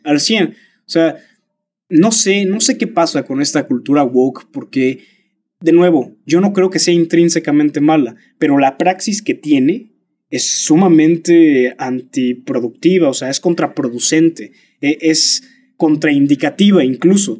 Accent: Mexico; sí soy mexicano

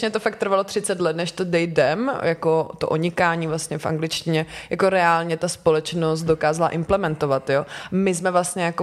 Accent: Slovácko, Czechia; protože jak jsem ze Slovácka, že vlastně folklor je hodně kvír

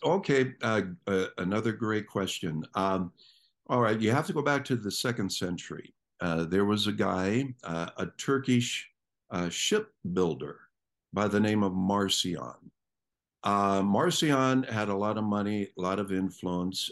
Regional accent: Canton, Ohio, United States; I grew up in Ohio. And, uh, if you know anything about Ohio, it's, uh, the northeast section, a town called Canton

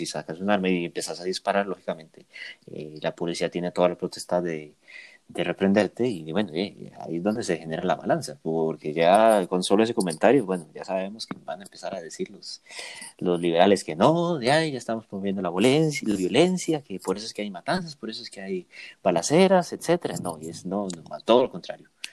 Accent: Costa Rica; nos hemos caracterizado como costarricenses de ser unas personas de paz

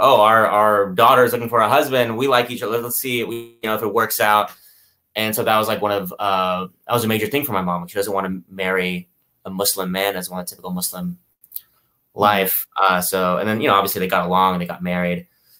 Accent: Houston, Texas, United States; born there; But yeah, I was born in Houston to parents.

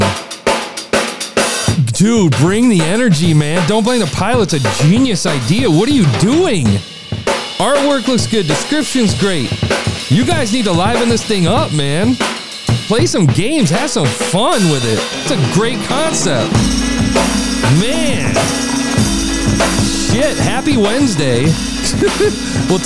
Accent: Midwest, United States; I'm from the Midwest

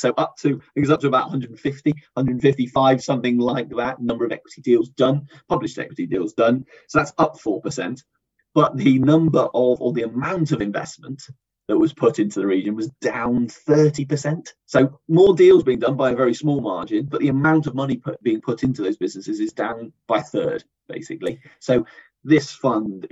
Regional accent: Bristol, South West England, United Kingdom; I'm from Bristol

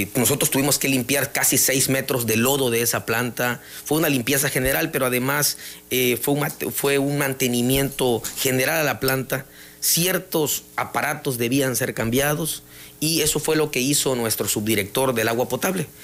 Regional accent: Jonuta, Tabasco, Mexico

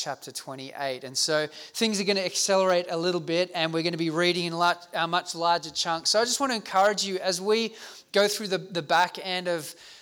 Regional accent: South Africa; now in Australia; I grew up in South Africa during the height of the apartheid movement of racial segregation

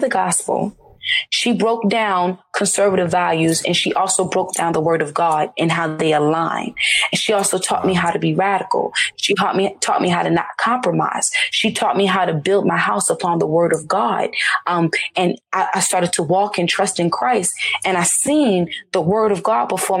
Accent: Charlotte, North Carolina, United States; I grew up in Charlotte, North Carolina.

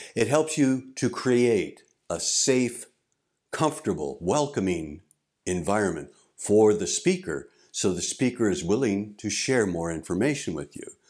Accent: St. Louis, Missouri, United States; moved away as an adult; also born or lived in Albuquerque, New Mexico; now in Japan; I grew up in Saint Louis, Missouri

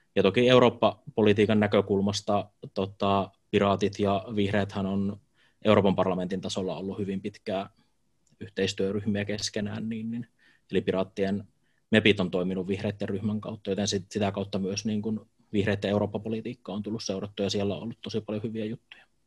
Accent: Jyväskylä, Central Finland, Finland; Jyväskylässä asun käytännössä koko elämäni ihan muutamaa lyhyttä pätkää lukuun ottamatta

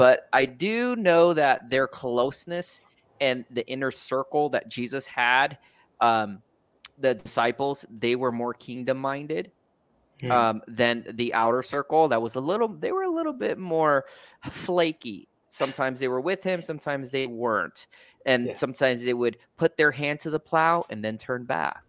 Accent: United States; I'm American

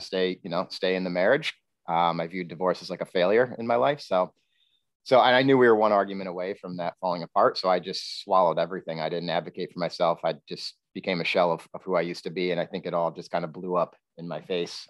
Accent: Queensbury, New York, United States; I'm originally from Queensbury, uh, New York

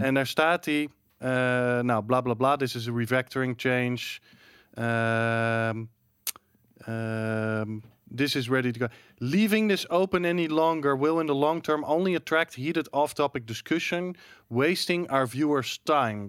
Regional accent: Netherlands

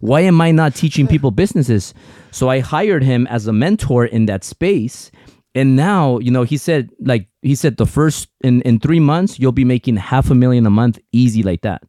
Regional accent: United States; first language Spanish; English is a second language; I'm a very proud Mexican, but I'm also a very proud American because without America, 'cause I was born here, but I'm, my parents are Mexican

